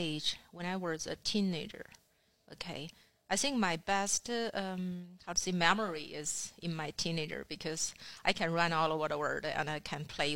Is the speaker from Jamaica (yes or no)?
no; Northeast China, China; English is a second language; moved away as an adult; also born or lived in Beijing, China / Xinjiang, China; now in Canada; I'm from China. My hometown is in northeast part of China on the border, very close with Mongolia and Russia